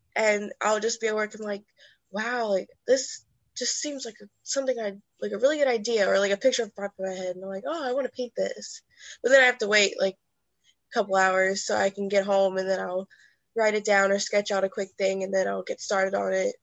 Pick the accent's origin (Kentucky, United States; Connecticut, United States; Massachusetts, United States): Kentucky, United States; Erlanger; moved away as an adult; now in Louisville, United States; I'm originally from Erlanger, Kentucky, which is right under Cincinnati. But right now, I'm living in Louisville, Kentucky